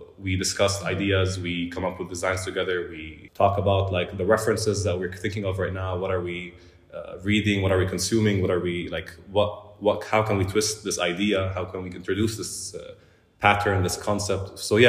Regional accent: Jerusalem, Palestine; moved away as an adult; Yeah, so I was born and raised in Jerusalem. When I was like thinking of studying, I decided to study in filmmaking in Amman.

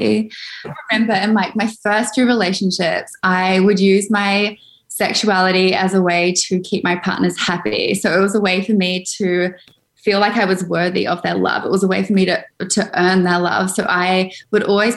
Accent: Auckland, New Zealand; I grew up in Auckland, New Zealand

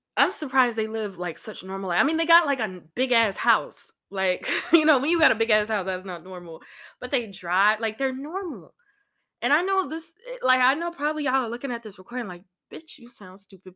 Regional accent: Illinois, United States; my home state of Illinois

